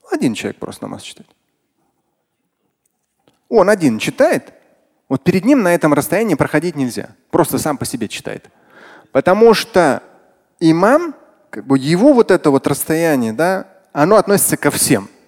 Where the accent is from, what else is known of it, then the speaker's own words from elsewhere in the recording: Russia; Меня среди них не было, нет, я татарин.